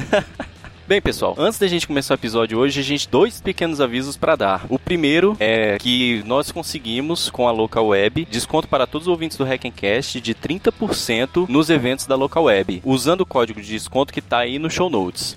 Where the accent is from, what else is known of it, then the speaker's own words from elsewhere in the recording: Brasília, Federal District, Brazil; a gente é de Brasília